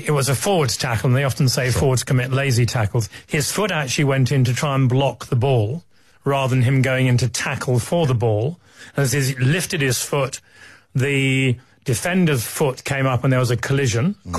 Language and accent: English; England, United Kingdom; it's not so comfortable being an Englishman